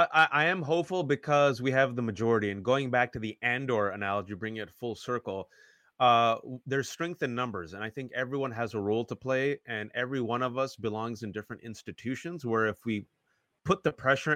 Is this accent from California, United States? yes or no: yes; the Bay Area, California, United States; I'm from the Bay.